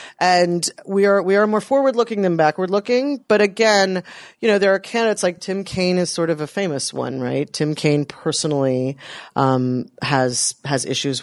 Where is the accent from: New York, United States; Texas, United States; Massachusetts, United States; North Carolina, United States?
North Carolina, United States; my home state of North Carolina